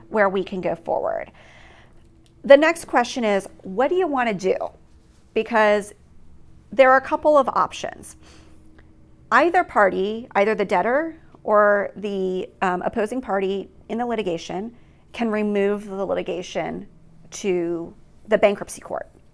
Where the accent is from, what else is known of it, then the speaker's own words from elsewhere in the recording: East Coast, United States; moved away as an adult; also born or lived in Hawaii; I grew up on the East Coast